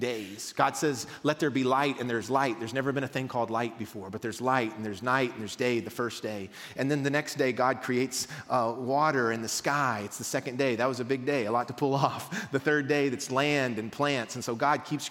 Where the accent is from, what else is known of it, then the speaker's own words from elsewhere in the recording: Mount Juliet, Tennessee, United States; We're from Mount Juliet